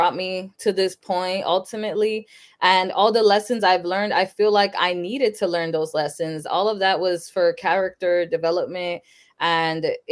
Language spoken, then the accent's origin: English; Sanford, Florida, United States; also born or lived in Lawrence, Massachusetts; I was born in Sanford, Florida, but then when I was about 6 months old, my parents moved to Massachusetts. So I lived in Lawrence, Massachusetts up until I was 10. So in 2006, I moved back to Florida, back to Sanford too. So I've been here since.